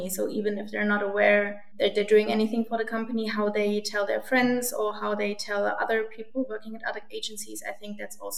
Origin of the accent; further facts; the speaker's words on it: Germany; also born or lived in London, United Kingdom; I'm from Germany. Um, I also spent some time in London, in the UK, for one and a half years working at an agency.